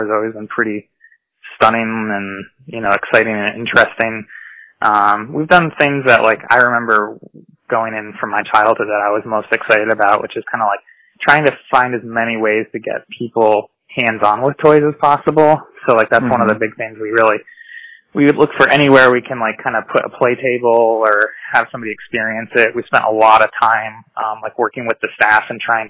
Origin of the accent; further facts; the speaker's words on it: Blandford, Massachusetts, United States; I grew up in Blandford in the Hilltown